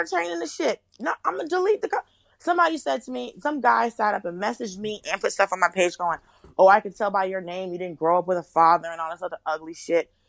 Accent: Atlanta, Georgia, United States; moved away as an adult; also born or lived in Miami, Florida / Los Angeles; now in New York, United States; I was born in Miami and I grew up in Atlanta. So I lived in Miami some, but I lived mostly in Atlanta

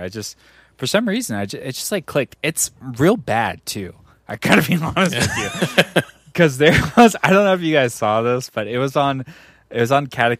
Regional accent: Texas, United States; If anyone tries to ask any weird-ass shit about where I came from, it's gonna, I'm a Texan, brother.

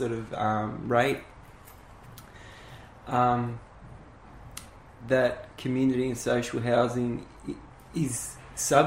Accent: Thomastown, Victoria, Australia; also born or lived in Richmond, Victoria; I was born in Richmond. As the family got bigger and they started closing down the factories, my parents moved out to Thomastown

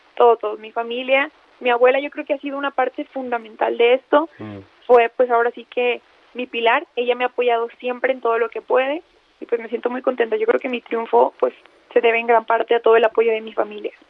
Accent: Jalostotitlán, Jalisco, Mexico; Soy de Jalostotitlán, es el corazón de los Altos de Jalisco, está pues un poco cerca de San Juan de los Lagos y pues sí, aquí es donde pues nací crecí

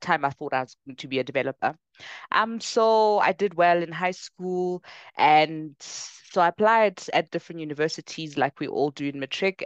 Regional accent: Bronkhorstspruit, Gauteng, South Africa; also born or lived in Ekangala / Pretoria; I actually grew up in Ekangala for the first part of my life, ah, yeah. small township outside of Bronkhorstspruit

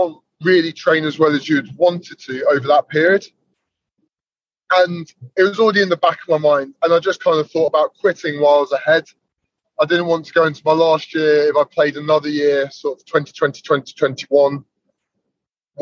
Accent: United Kingdom; moved away; also born or lived in Newcastle / Scotland; I grew up near Saracens. They're my childhood club.

